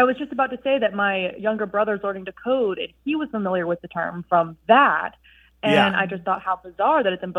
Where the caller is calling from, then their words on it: Savannah, Georgia, United States; I'm calling from Savannah, Georgia.